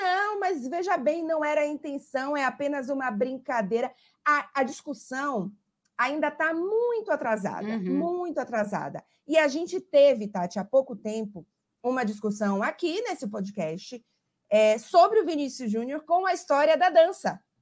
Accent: Salvador, Bahia, Brazil; moved away as an adult; now in Italy; Estou no Brasil, inclusive, em Salvador, na casa dos meus pais, mas completei seis anos de Itália essa semana

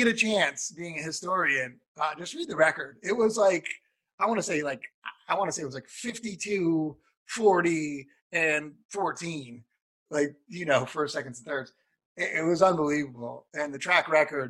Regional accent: New England, United States; I grew up in New England

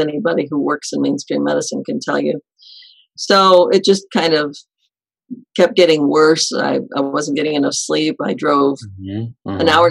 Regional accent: Detroit, Michigan, United States; I grew up in the Detroit, Michigan suburbs

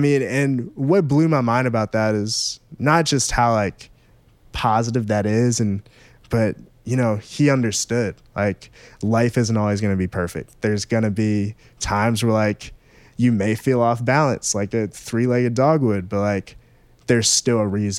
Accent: Maryland, United States; For me, I grew up in Maryland, right between Baltimore and D.C.

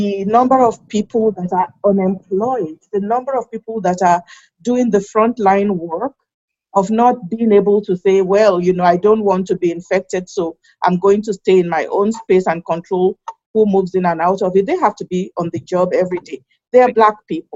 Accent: Nigeria; now in United States; I think of myself as a Nigerian in America

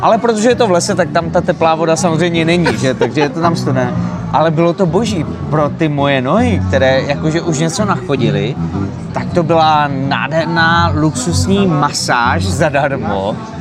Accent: Moravia, Czechia; prostě jsme Moraváci

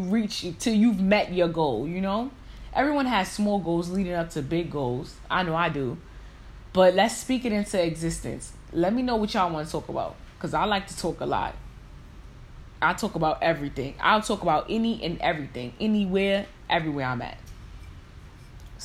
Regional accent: New York City, New York, United States; I was born and raised in New York.

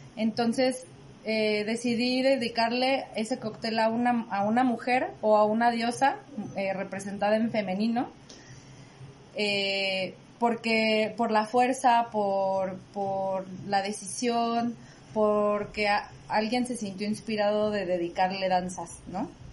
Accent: Morelia, Michoacán, Mexico; moved away as an adult; also born or lived in Mexico City; fui actriz y bailarina aquí en Morelia y me fui a estudiar a Ciudad de México y ahora regreso a Morelia para estar con mi familia

